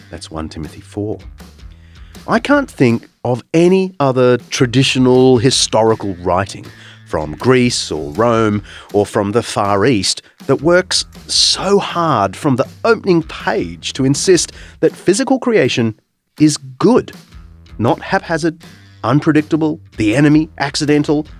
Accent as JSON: {"language": "English", "region": "New South Wales", "country": "Australia", "tie": "born or raised there", "said": "the Blue Mountains of New South Wales, my home state"}